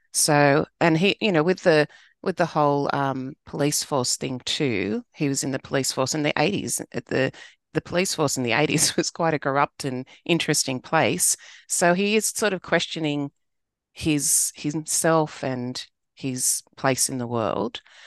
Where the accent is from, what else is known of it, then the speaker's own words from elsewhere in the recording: Sydney, New South Wales, Australia; I grew up in southwest Sydney